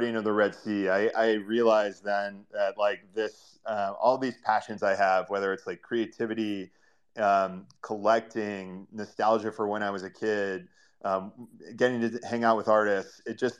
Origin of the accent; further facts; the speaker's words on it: Ohio, United States; moved away as an adult; also born or lived in New York City; now in San Francisco, United States; I am born and raised in Ohio, for any Midwest United States fans out there, and kind of grew up in farm country there.